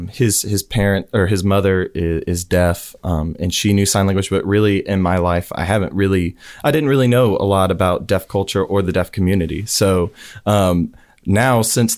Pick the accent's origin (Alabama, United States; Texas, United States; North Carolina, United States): Alabama, United States; Huntsville; now in Auburn, United States; I'm from Huntsville, Alabama.